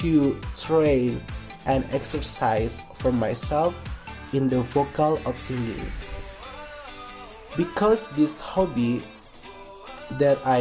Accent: Kuningan, West Java, Indonesia; English is a second language; I was born in Kuningan on June 13, 2001. So, now I am 20 years old. Now, I live in Windusakan Village, Kuningan District, Kuningan Regency, West Java Province, Indonesia.

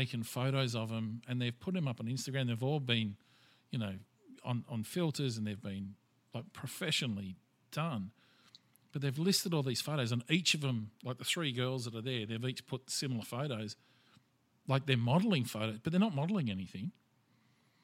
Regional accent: Australia; I'm Australian and I'm proud of it

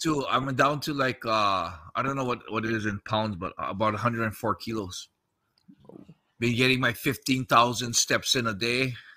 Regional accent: United States; moved away; also born or lived in Japan; I'm American

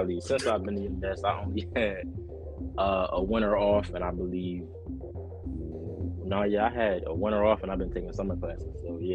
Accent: Bucks County, Pennsylvania, United States; moved away as an adult; also born or lived in West Virginia; now in Maryland, United States; I'm from Bucks County, Pennsylvania, 10 minutes from Philadelphia.

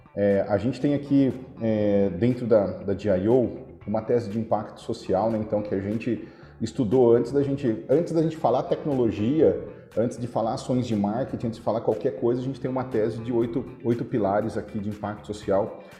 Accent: Araraquara, São Paulo, Brazil; eu nasci em Araraquara, apesar de ter tido muita dificuldade na infância, eu nasci em Araraquara. Eu ia para a escola, era 10 quarteirões assim de casa

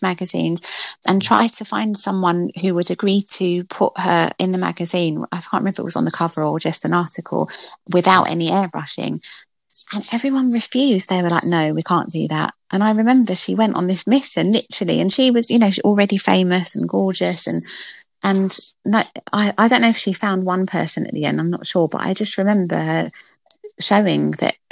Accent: London, United Kingdom; I'm from Stratford in East London, and I used to have to get like a bus and a train to school

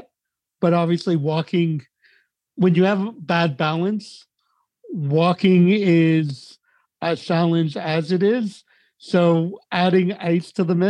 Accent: Montreal, Quebec, Canada; I came from the Quebec school system because I grew up in Montreal

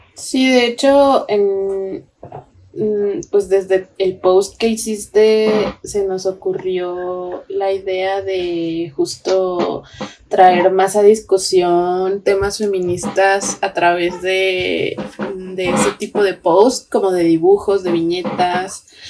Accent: Mexico; nosotras como mujeres mexicanas

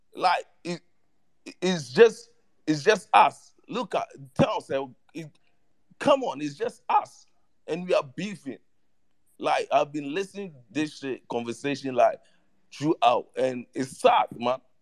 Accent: Ghana; I'm from Ghana

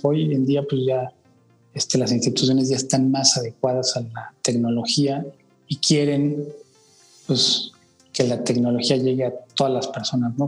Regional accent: Mexico City, Mexico; yo nací en la Ciudad de México

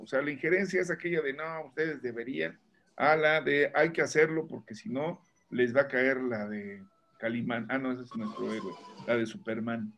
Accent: Mexico; somos mexicanos

